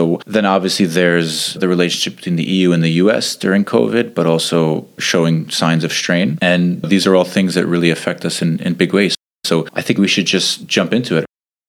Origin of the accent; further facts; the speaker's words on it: New York City, New York, United States; accent: Staten Island; moved away as an adult; now in Geneva, Switzerland; Unlike Rob, I'm not from the Midwest. I didn't grow up on a farm with chickens. I actually grew up in Staten Island, New York. And I've been in Geneva for the past 7 years, since 2013